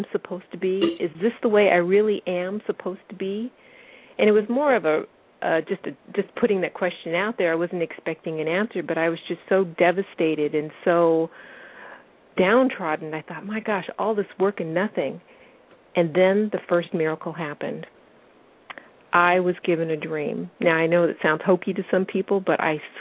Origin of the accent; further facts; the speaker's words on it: Washington, United States; I'm 50 years old, and I'm from Washington State